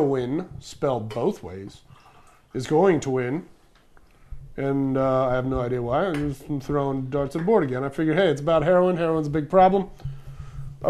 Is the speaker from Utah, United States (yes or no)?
no; Pennsylvania, United States; All in my home state